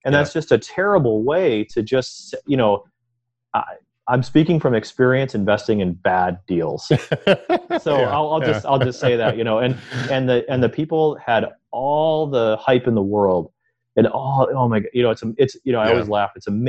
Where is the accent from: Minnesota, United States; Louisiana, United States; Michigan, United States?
Michigan, United States; So we're all from Michigan